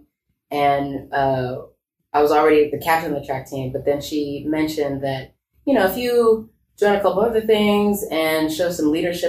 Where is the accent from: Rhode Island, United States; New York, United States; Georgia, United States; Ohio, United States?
Georgia, United States; Stone Mountain; moved away as an adult; I grew up in Stone Mountain, which is, you know, a very homogenous type of town with a lot of people that looked like me